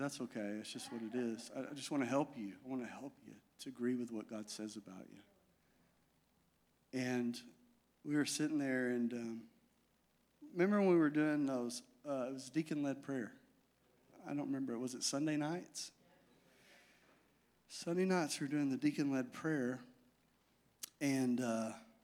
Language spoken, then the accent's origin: English; Magnet Cove, Arkansas, United States; I'm from Magnet